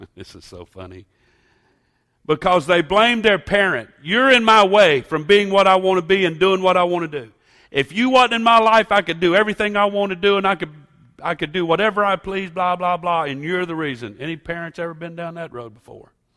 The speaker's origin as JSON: {"language": "English", "country": "United States", "said": "I am an American."}